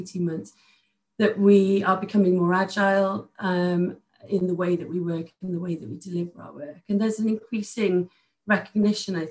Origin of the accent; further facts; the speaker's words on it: outside Cardiff, Wales, United Kingdom; I grew up outside of Cardiff.